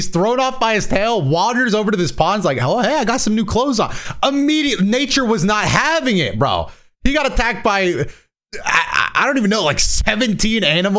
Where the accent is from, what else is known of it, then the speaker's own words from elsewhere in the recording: Florida, United States; I'm from Florida.